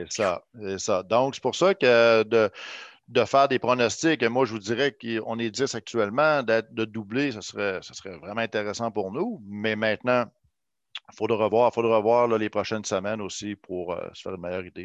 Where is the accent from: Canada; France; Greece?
Canada; Quebec City, Quebec; je connaissais le territoire parce que je viens d'ici